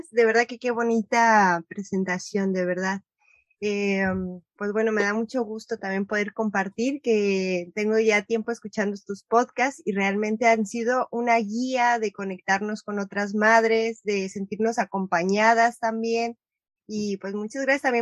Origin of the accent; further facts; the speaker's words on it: Guadalajara, Jalisco, Mexico; born there; tengo 36 años y soy mexicana, bueno, nací en México, en Guadalajara.